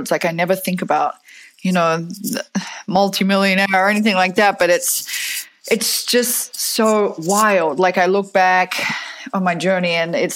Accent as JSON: {"language": "English", "town": "Fremantle", "region": "Western Australia", "country": "Australia", "tie": "born or raised there", "lives_now": "United States", "said": "but I grew up in Fremantle in Perth in Western Australia, even though my accent sounds now like uh, I have a little bit of American in it."}